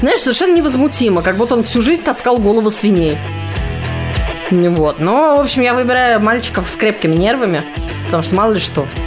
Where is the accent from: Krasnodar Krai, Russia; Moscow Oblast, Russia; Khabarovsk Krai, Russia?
Moscow Oblast, Russia; Mytishchi; moved away as an adult; now in Moscow, Russia; Я из Мытищ. Славный город Мытищ и Подмосковье.